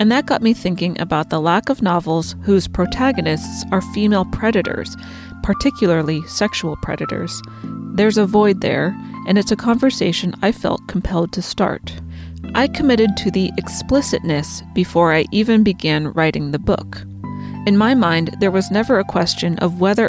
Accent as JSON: {"language": "English", "region": "New England", "country": "United States", "said": "we're both from New England"}